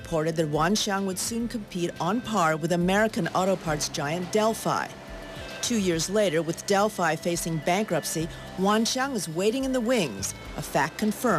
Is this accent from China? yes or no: yes; Xi'an, Shaanxi, China; now in United States; I was born in Xi'an